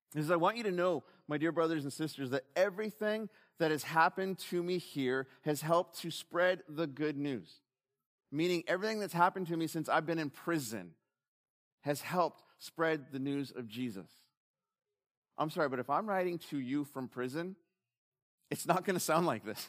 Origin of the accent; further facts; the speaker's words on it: United States; I'm an American.